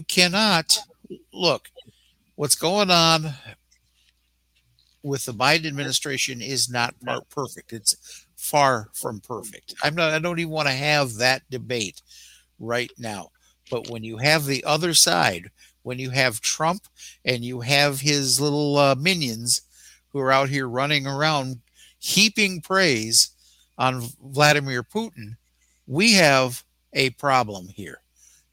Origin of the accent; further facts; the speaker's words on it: United States; we were all Americans